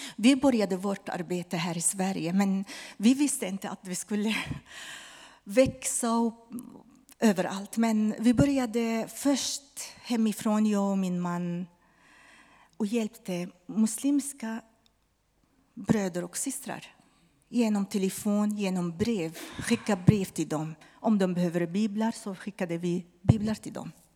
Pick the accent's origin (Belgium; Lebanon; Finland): Lebanon; Swedish is a second language; now in Sweden; han var libanes från mitt hemland